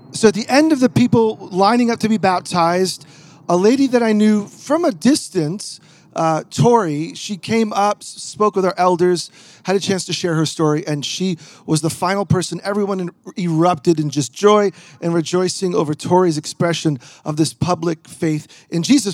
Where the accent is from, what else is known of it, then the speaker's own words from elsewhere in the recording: New York, United States; now in Portland, United States; I'm originally a New Yorker